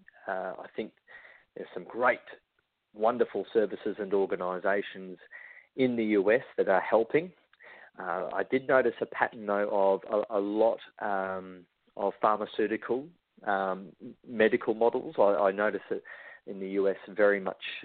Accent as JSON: {"language": "English", "country": "Australia", "said": "to travel from my hometown over to the US"}